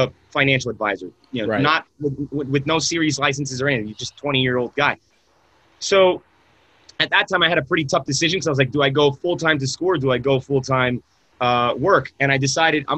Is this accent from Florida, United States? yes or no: yes; Miami, Florida, United States; moved away as an adult; also born or lived in San Francisco; I'm born and raised in Miami